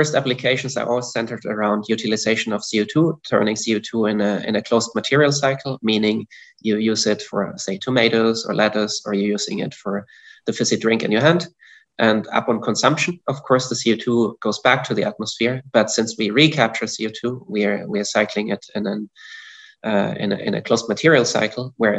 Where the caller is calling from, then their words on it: Zurich, Switzerland; Indeed, I'm calling in from Zurich, Switzerland.